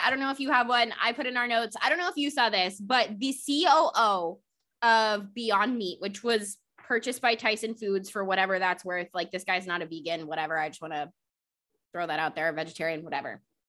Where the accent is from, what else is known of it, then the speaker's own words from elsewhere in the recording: the South, United States; I can say this as a Southerner slash someone who grew up in the SEC slash someone who went to school, bartended, lived in the SEC